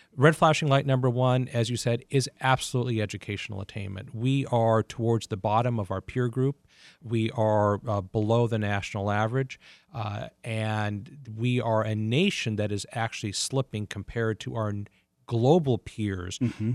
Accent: United States; now in Detroit, United States; Washington is my hometown

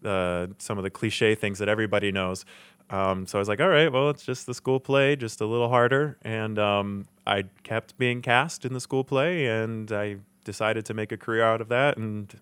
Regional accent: Wixom, Michigan, United States; I am local. I grew up in Wixom, Michigan, just about 30 minutes from the studio.

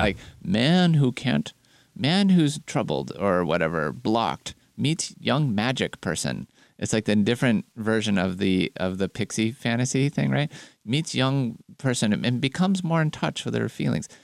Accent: California, United States; as a Californian

